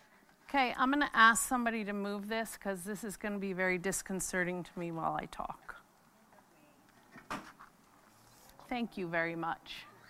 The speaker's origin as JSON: {"language": "English", "region": "New York", "country": "United States", "tie": "born or raised there", "said": "I was born and raised in New York with both my parents, two older brothers, and one younger sister."}